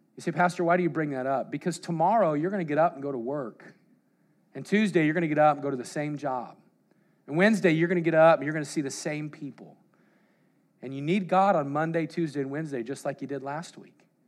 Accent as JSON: {"language": "English", "region": "Colorado", "country": "United States", "tie": "born or raised there", "said": "I grew up in Colorado"}